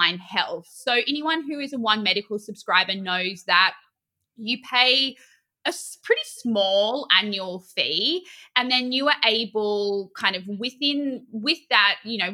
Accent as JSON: {"language": "English", "country": "Australia", "moved": "yes", "lives_now": "New York, United States", "said": "I, as an Australian"}